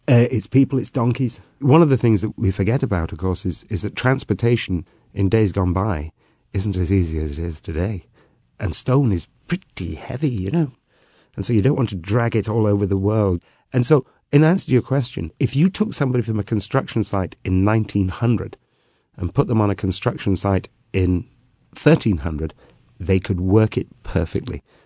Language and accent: English; Gwynedd, Wales, United Kingdom; I'm from the north, I'm from Gwynedd